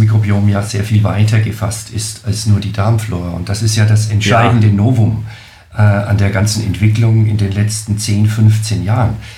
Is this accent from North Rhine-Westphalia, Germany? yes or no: no; Nuremberg, Bavaria, Germany; accent: Franconian; ich komme aus Deutschland, genauer gesagt aus Franken-Nürnberg, was man äh, wohl hören kann an meinem Akzent